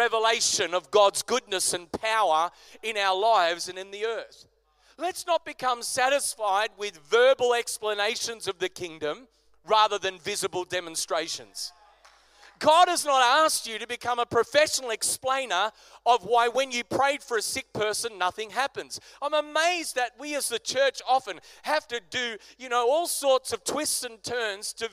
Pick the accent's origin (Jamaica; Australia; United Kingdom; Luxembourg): Australia; as an Aussie church